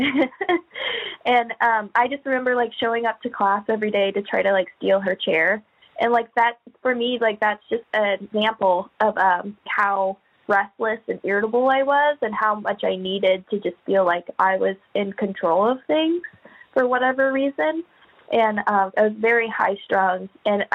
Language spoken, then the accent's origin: English; Anchorage, Alaska, United States; I'm from Anchorage, Alaska, born in Anchorage.